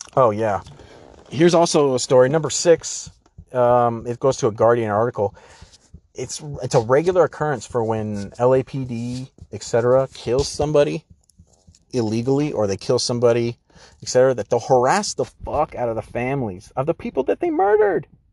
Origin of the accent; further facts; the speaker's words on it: San Diego, California, United States; I grew up in San Diego